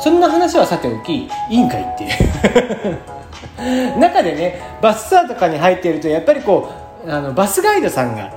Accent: Kagoshima, Japan; 僕の生まれ育った鹿児島県

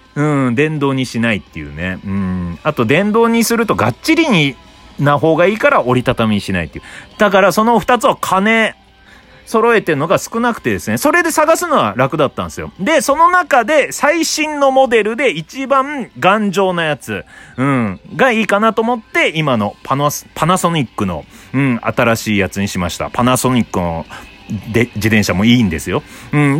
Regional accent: Obihiro, Hokkaido, Japan; now in Tokyo, Japan; 僕の故郷が北海道の帯広

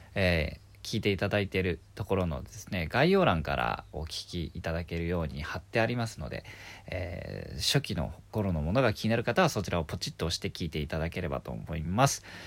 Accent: Kyushu, Miyazaki, Japan; now in Tokyo, Japan; 九州の宮崎県で生まれた

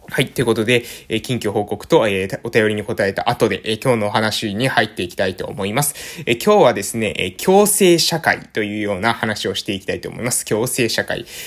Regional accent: Japan; accent: island dialect; 私たちの、え島の方言

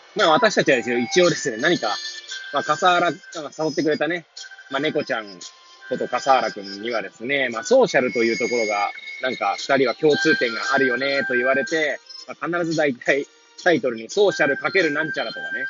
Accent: Hachioji, Tokyo, Japan; moved away as an adult; now in Kamaishi, Japan; 八王子生まれ八王子育ち震災の前の年から釜石で働くポンコツ

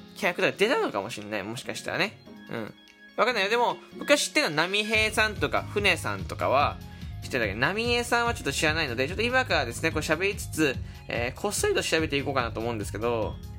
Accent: Fukuoka, Japan; 僕、福岡で育ったんですけど

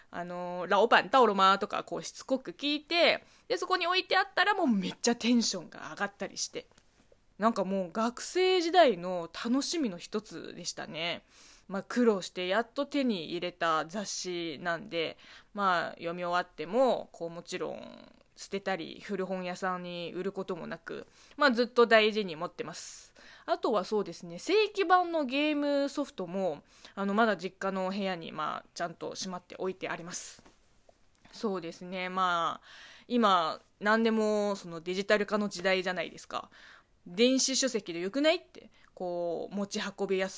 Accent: China; Japanese is a second language; この番組は中国生まれ中国育ちの … があなたの質問に答えていく

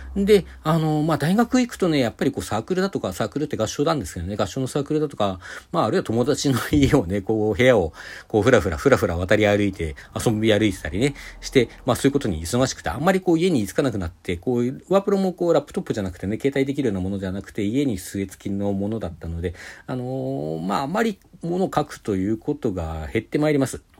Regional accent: Sapporo, Hokkaido, Japan; also born or lived in Hakodate; 私、函館にで生まれて、小学校3年生の終わった後で4年生になる時 に札幌に引っ越してるんですけども

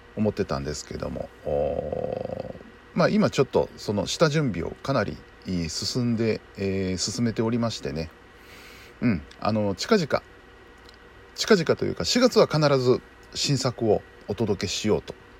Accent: Tatsuta River area, Nara, Japan; うちの地元になるんですが、竜田川

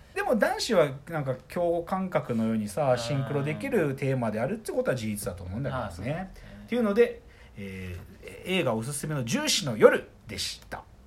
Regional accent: Maebashi, Gunma, Japan; 群馬県前橋出身

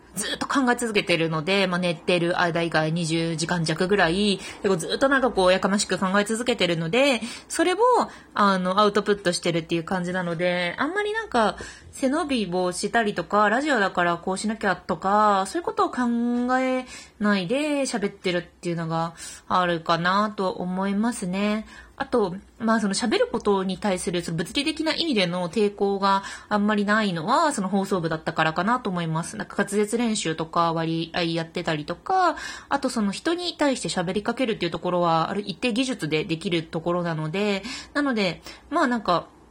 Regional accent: Fukuoka, Japan; moved away as an adult; also born or lived in Tokyo; 福岡から上京してきたので

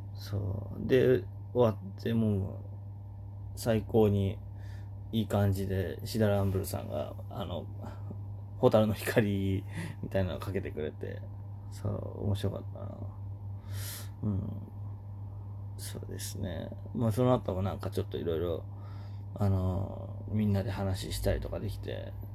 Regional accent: Oita, Japan; moved away as an adult; 小学校からの大親友の、弟と、あのー、よくつるんでたと。地元大分で

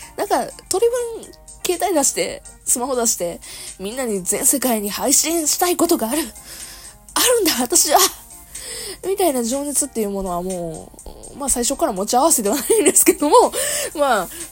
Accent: Kansai, Japan; accent: Kansai-ben; moved away as an adult; now in Kanto, Japan; 関西弁喋る場

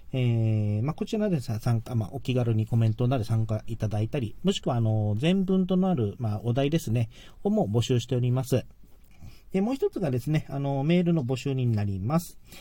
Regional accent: Okinawa, Japan; 自分沖縄なので、まあ、沖縄は沖縄のそのエーサー

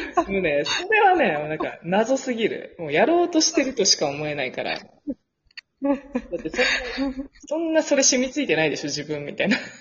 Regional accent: Japan; first language Japanese; moved away; 日本でさ、生まれ育ったらもう、その日本語の発音が超インプットされてる

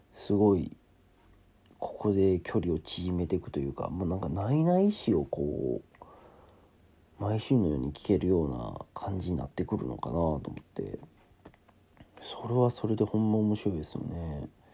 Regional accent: Kansai, Japan; なんかもう関西人なんですけど

